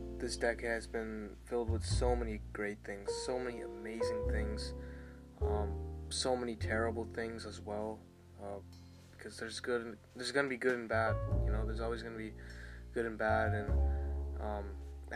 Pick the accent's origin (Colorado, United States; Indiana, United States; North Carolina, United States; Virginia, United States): Virginia, United States; Ashburn; also born or lived in Centreville, Virginia; now in Aldie, United States; Ashburn was basically the first half of my childhood